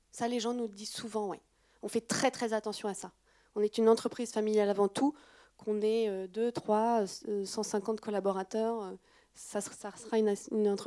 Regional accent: France; Alors, en tant que Française, peut-être, il hein, faut voir après à l'étranger.

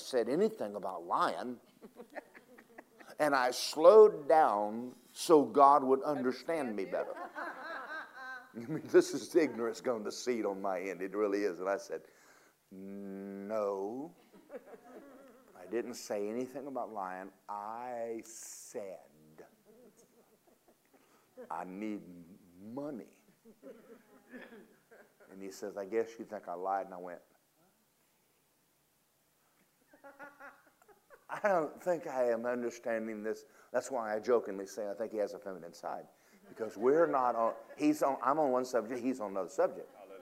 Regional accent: Georgia, United States; I'm from Georgia. There's something you don't do to a Georgia boy.

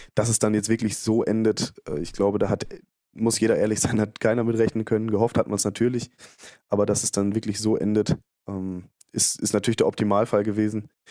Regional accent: Bielefeld, North Rhine-Westphalia, Germany; ich komme aus Bielefeld

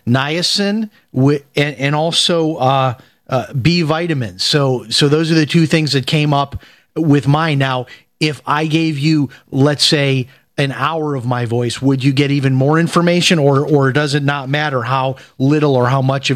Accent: Chicago, Illinois, United States; And my cousin, who I grew up with in Chicago, my same age, he's now on diabetic medicine.

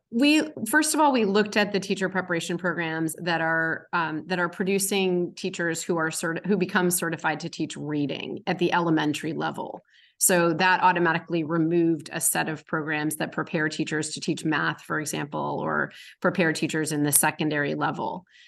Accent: Massachusetts, United States; my home state of Massachusetts

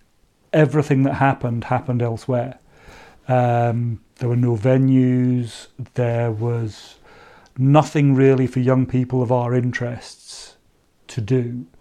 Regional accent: Maidenhead, South East England, United Kingdom; also born or lived in Burnham; I grew up in a fairly unremarkable suburban dormitory town called Maidenhead in Berkshire. To put it into context, Maidenhead has a population of roughly 50 to 60,000 people when we were kids there. So it's about the same size as Perth or Inverness.

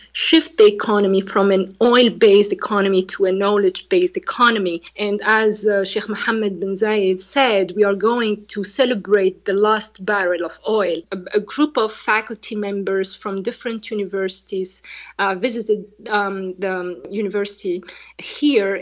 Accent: Tunisia; English is a second language; now in United Arab Emirates; I'm from Tunisia

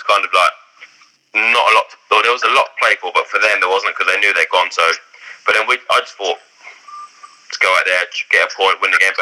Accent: Ipswich, East of England, United Kingdom; my hometown Ipswich

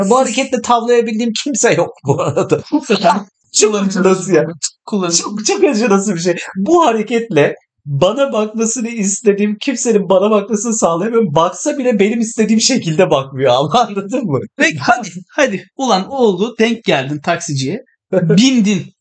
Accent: Istanbul, Turkey; born there; Hani ben Sivaslıyım evet yani babam tarafım Sivas'lı evet ama ben İstanbul'da doğdum.

